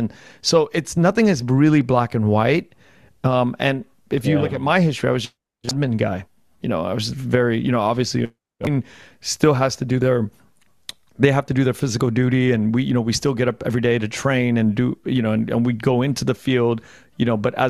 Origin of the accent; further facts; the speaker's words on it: United States; And as an American, we have these privileges of kind of analyzing war that way.